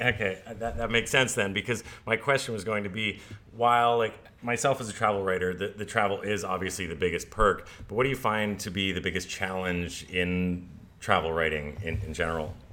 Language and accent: English; Hawaii, United States; now in Bangkok, Thailand; I'm from Hawaii